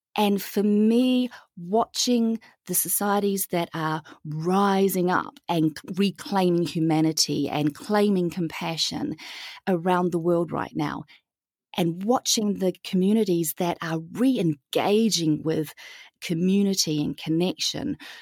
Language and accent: English; New Zealand; moved away as an adult; also born or lived in Europe / Southeast Asia / Pacific; I am born and raised in New Zealand, hence the funny accent